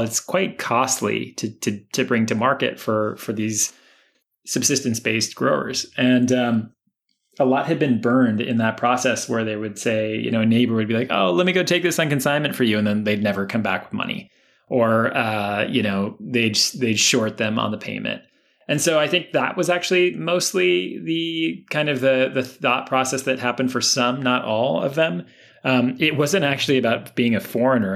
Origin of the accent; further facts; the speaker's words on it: Miami, Florida, United States; moved away as an adult; also born or lived in Brooklyn; growing up in Miami